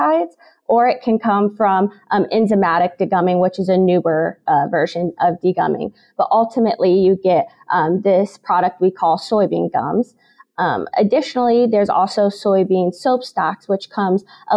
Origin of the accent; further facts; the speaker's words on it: Illinois, United States; moved away as an adult; now in Kansas, United States; I'm originally from Illinois